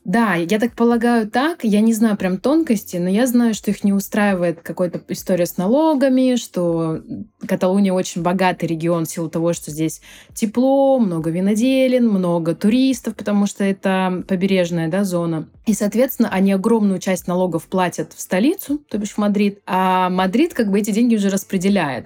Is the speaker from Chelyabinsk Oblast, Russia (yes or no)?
no; Krasnodar, Krasnodar Krai, Russia; moved away as an adult; now in Barcelona, Spain; я выходец из Краснодара, и там у меня была своя онлайн-школа